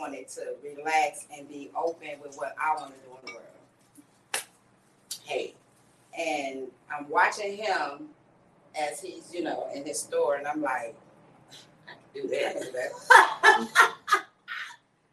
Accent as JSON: {"language": "English", "region": "California", "country": "United States", "moved": "yes", "lives_now": "Altamonte Springs, United States", "said": "I'm originally from California"}